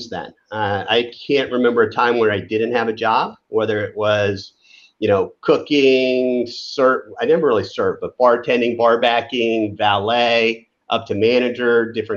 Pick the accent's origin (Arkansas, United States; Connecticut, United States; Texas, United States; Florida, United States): Florida, United States; Fort Lauderdale; now in Dallas, United States; Growing up in Fort Lauderdale, Florida